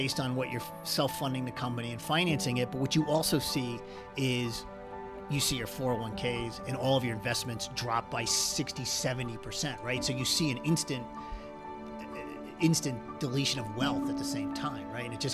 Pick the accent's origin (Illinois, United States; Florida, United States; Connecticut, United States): Connecticut, United States; now in Park City, United States; I grew up in Connecticut, but my whole family is from New Jersey